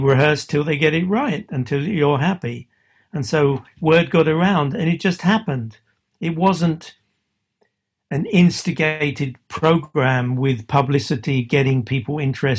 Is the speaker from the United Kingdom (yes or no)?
yes; England, United Kingdom; I'm English